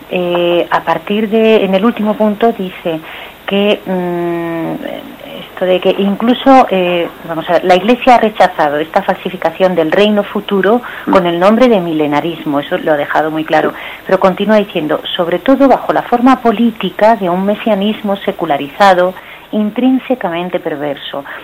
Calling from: Madrid, Community of Madrid, Spain; de Madrid.

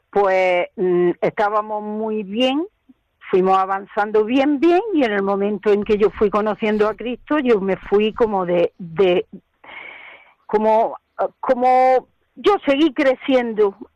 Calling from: Granada, Andalusia, Spain; En la carretera de La Zubia una finca muy grande de Nogales Alto, Trini. Ahí estoy.

